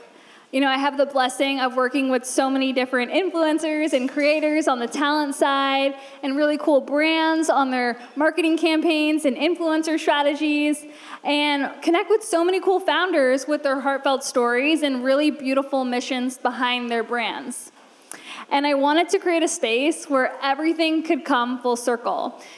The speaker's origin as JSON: {"language": "English", "country": "Canada", "moved": "as an adult", "lives_now": "Los Angeles, United States", "said": "5 years ago, I moved to LA from Canada, and I was 22."}